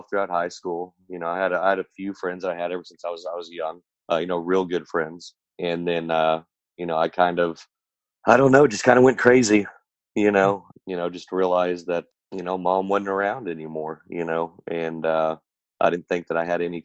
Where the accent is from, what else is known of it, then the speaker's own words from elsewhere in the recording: Oklahoma City, Oklahoma, United States; I was born in Oklahoma City, Oklahoma.